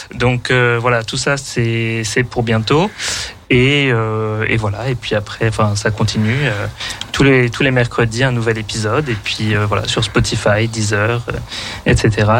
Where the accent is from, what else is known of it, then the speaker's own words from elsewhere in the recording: Paris, Île-de-France, France; moved away as an adult; also born or lived in Ireland / Germany; now in Lyon, France; je suis parisien à la base